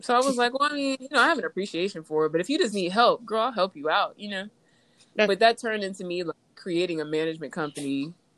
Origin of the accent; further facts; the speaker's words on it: Indianapolis, Indiana, United States; I'm from Indianapolis